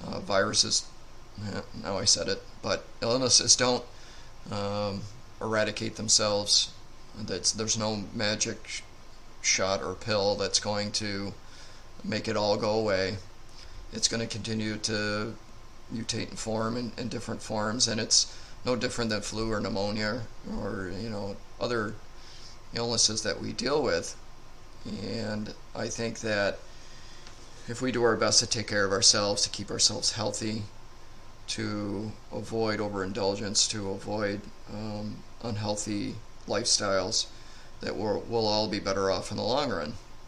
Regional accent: United States; as American citizens

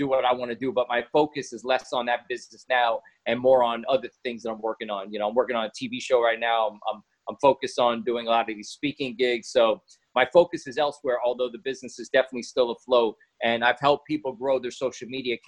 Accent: New York, United States; I was born in New York to a very busy dad and a very abusive mom

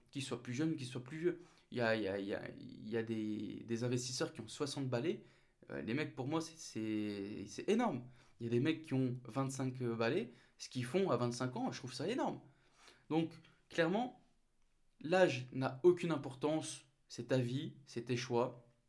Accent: the Nord, Hauts-de-France, France; moved away; je remonte chez moi dans le Nord, d'où je suis originaire

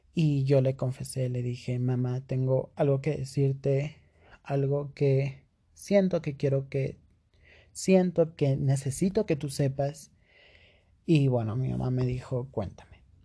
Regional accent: Cusco, Peru; yo soy de Perú, exactamente de la ciudad del Cusco

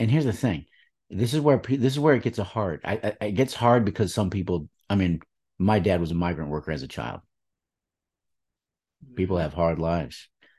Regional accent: East Lansing, Michigan, United States; I was born and raised in East Lansing, Michigan.

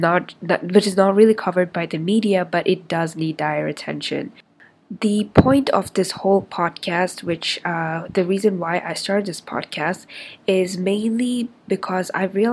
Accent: India; also born or lived in Middle East; I'm 23 years old. I'm Indian. But I didn't grow up there. I spent most of my life in the Middle East, and I've migrated to a lot of different countries

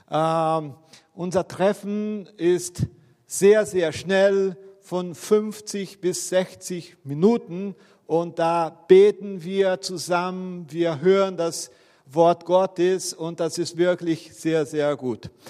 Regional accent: Brazil; Okay, ich bin ja Brasilianer.

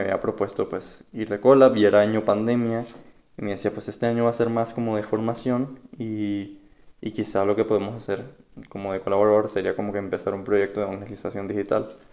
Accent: Caracas, Capital District, Venezuela; moved away; also born or lived in Miami; yo soy de Caracas, Venezuela

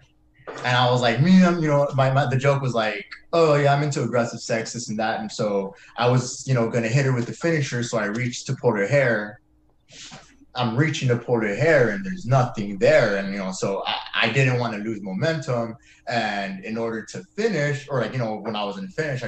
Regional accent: Mission, Texas, United States; now in Austin, United States; I'm from Mission, Texas

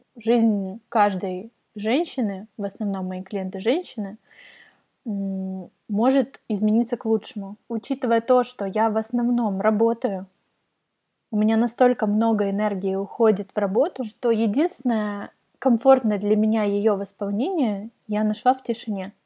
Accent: Kyiv, Ukraine; also born or lived in Kharkiv; в семь э, мы переехали в Киев из Харькова. Я родилась в Харькове. Э, мы переехали в Киев, я пошла в Тодос

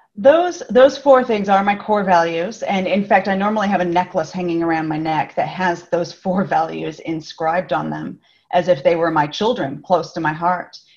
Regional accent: Los Angeles, California, United States; accent: Californian; moved away as an adult; now in Melbourne, Australia; I am from California originally, and I have lived in Melbourne for 11 years.

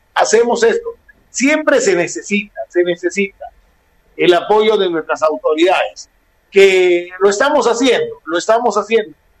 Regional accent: Peru; Aquí en mi país

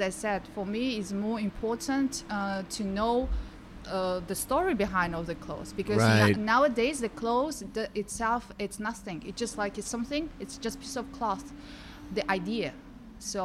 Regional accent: Tajikistan; moved away; I'm from the very small country in Central Asia, Tajikistan

